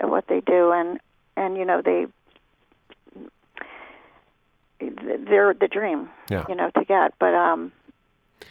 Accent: Philadelphia, Pennsylvania, United States; moved away as an adult; now in Los Angeles, United States; I'm not from New York. I'm from Philadelphia.

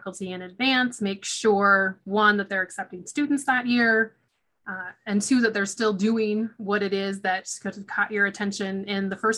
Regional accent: Oregon, United States; moved away as an adult; also born or lived in Washington / Texas; I grew up in Oregon

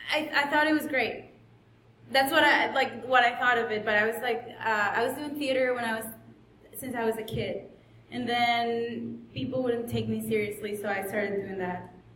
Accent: Caracas, Capital District, Venezuela; English is a second language; moved away; I grew up in Caracas. It's a big city. It has a lot of buildings and just mangoes and crime.

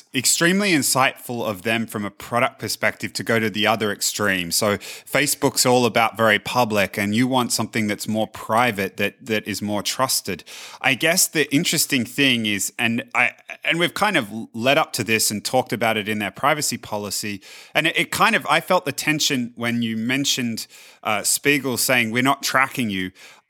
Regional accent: Australia; So growing up in Australia, it used to, particularly as the internet came around, it used to frustrate me no end

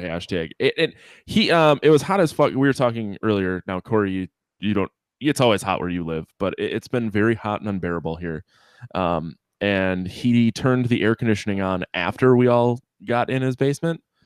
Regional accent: United States; 'cause I'm American

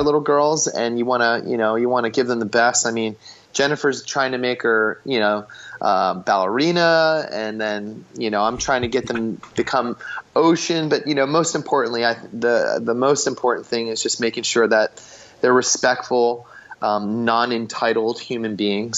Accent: Philadelphia, Pennsylvania, United States; now in Southern California, United States; growing up in Philly

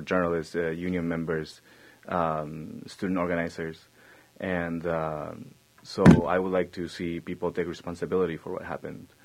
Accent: Argentina; now in United States; I come from Argentina

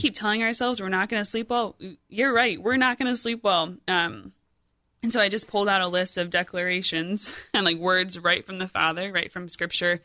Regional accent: Rockford, Illinois, United States; moved away as an adult; also born or lived in Iowa; now in Centerburg, Ohio, United States; I was born and raised in Rockford, Illinois

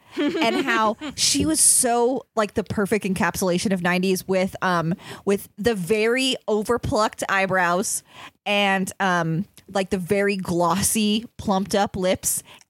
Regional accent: Illinois, United States; I'm from Illinois

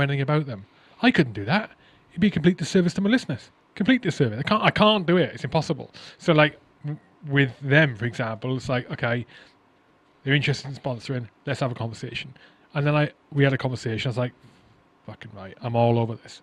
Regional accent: Wales, United Kingdom; I'm Welsh

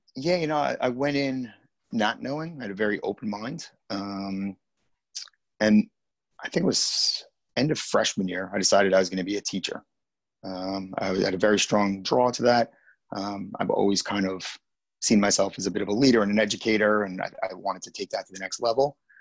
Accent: Dix Hills, New York, United States; also born or lived in Queens, New York / Massapequa Park, New York / New Orleans / Hoboken, New Jersey; most of my life I spent in a town called Dix Hills. That's where I went to most of my uh, grade school life

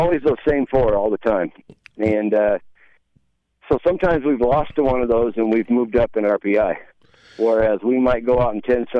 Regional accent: Loveland, Colorado, United States; born or raised there; also born or lived in Kansas

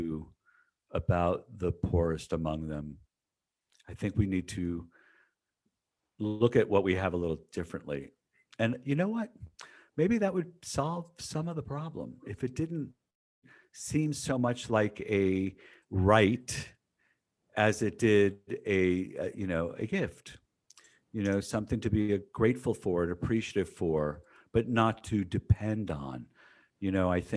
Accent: United States; also born or lived in San Diego; as an American

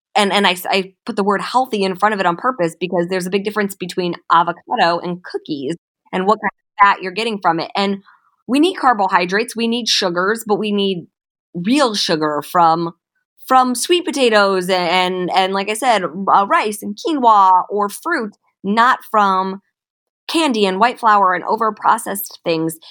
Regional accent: Cleveland, Ohio, United States; also born or lived in St. Louis, Missouri; now in Los Angeles, United States; I moved to Los Angeles from Saint Louis, but I was born and raised in Cleveland, Ohio.

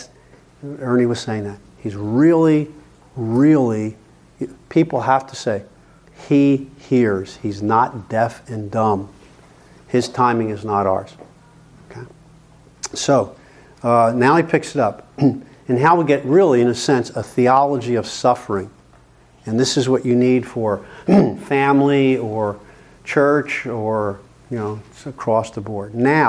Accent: New Jersey/Pennsylvania, United States; now in California, United States; I had to learn that when I came out from New Jersey, Pennsylvania area, to California.

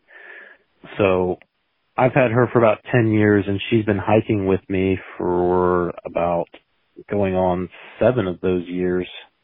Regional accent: Florida, United States; it being my home state

